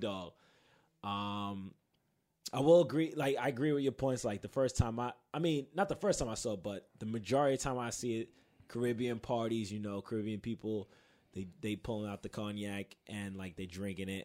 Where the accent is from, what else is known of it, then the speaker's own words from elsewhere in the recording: New York, United States; I'm from Queens